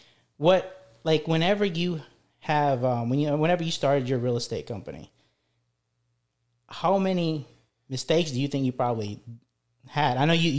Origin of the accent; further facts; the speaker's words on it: Philippines; English is a second language; moved away; especially when I came here, back in our introduction, I came here from the Philippines. I didn't know any English.